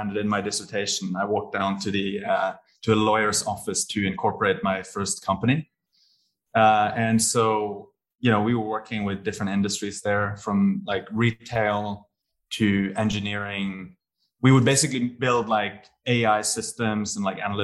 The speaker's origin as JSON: {"language": "English", "town": "Bergen", "region": "Vestland", "country": "Norway", "tie": "born or raised there", "also_born_or_lived": "Bologna, Italy / Edinburgh, United Kingdom / Paris, France", "moved": "as an adult", "lives_now": "Singapore", "said": "I had always lived in my hometown of Bergen and never tried living anywhere else."}